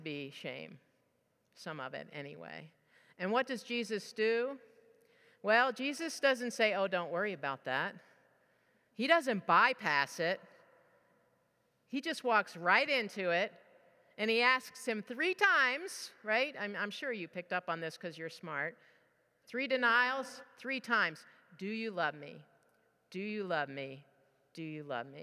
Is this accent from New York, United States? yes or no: yes; New York, United States; we grew up in New York